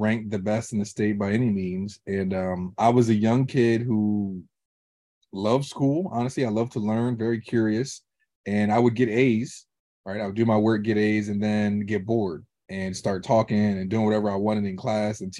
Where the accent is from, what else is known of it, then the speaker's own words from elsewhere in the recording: Harrisburg, Pennsylvania, United States; I was born in Harrisburg, Pennsylvania